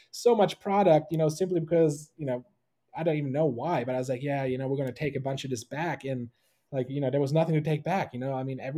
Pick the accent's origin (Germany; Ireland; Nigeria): Germany; moved away; I was born and raised in Germany